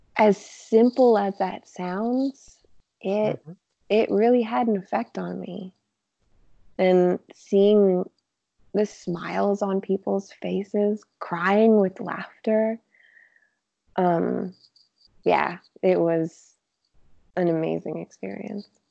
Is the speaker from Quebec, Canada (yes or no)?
yes; Montreal, Quebec, Canada; moved away as an adult; now in Toronto, Canada; I grew up in Montreal.